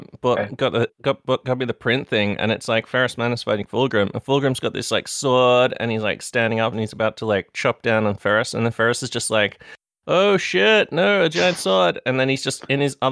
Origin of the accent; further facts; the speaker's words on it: Australia; From Australia.